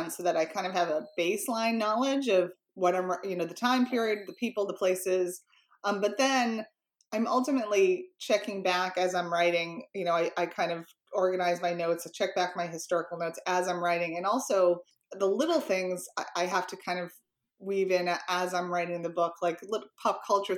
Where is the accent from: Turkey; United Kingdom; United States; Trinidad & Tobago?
United States; Boston, Massachusetts; I'm born and raised in Boston. I still live here.